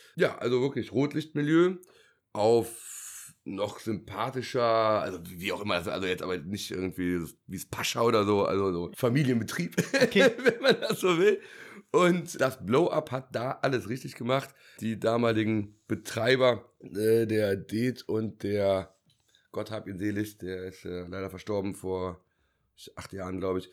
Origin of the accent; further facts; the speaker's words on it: Bonn, North Rhine-Westphalia, Germany; bin gebürtiger Bonner